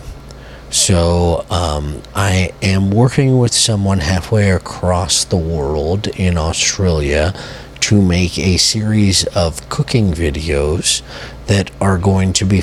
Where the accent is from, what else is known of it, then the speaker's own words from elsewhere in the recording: United States; as an American